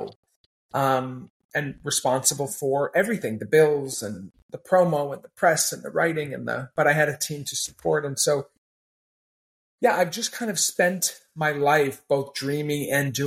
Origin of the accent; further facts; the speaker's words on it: Maine, United States; I had an odd upbringing where I grew up in Maine